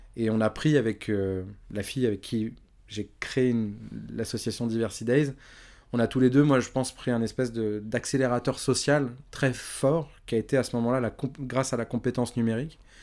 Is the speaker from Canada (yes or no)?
no; Évry-Courcouronnes, Île-de-France, France; je viens d'Evry Courcouronne.